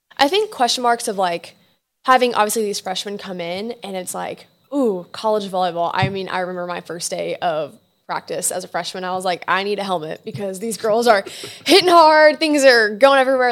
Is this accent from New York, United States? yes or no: no; Houston, Texas, United States; I'm from Houston